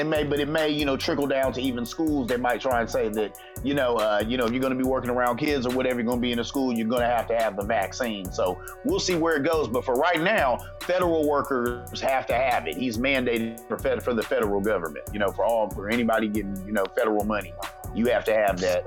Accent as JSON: {"language": "English", "town": "Columbus", "region": "Ohio", "country": "United States", "said": "I'm from Columbus, Ohio."}